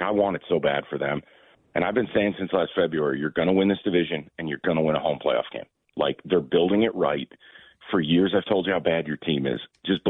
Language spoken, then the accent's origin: English; New York, United States; for me, it's easier because I'm from New York. I'm a Giants fan.